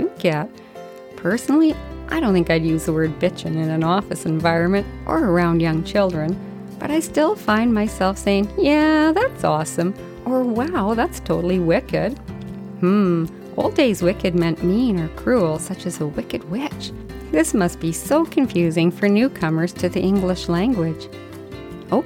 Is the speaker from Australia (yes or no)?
no; Canada; I'm Canadian